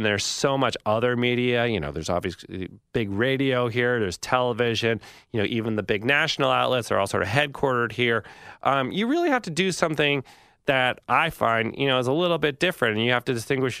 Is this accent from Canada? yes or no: no; Massachusetts, United States; When I was a kid growing up in Massachusetts, I'd go to a magazine stand and I'd look at like GQ or Rolling Stone or something, Sports Illustrated